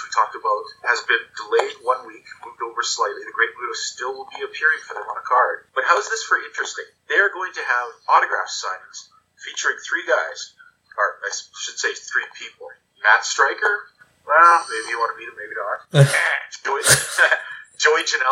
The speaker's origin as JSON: {"language": "English", "town": "Calgary", "region": "Alberta", "country": "Canada", "tie": "born or raised there", "said": "growing up in the Stampede area"}